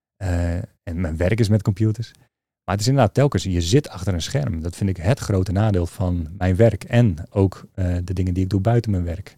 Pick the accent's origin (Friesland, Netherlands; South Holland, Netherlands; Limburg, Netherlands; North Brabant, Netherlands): Friesland, Netherlands; Leeuwarden; also born or lived in Utrecht / Maarssenbroek; om mijn vierde ben ik vrij snel naar Leeuwarden vertrokken. Dus mijn jeugd.